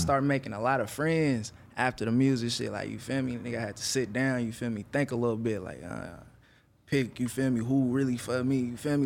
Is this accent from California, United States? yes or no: yes; Vallejo, California, United States; also born or lived in Oakland; I grew up in Vallejo.